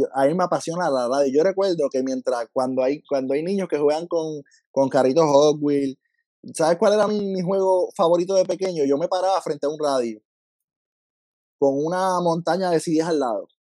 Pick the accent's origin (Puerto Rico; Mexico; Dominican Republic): Puerto Rico; Lajas; yo soy de Laja, Laja de lejos de todos lados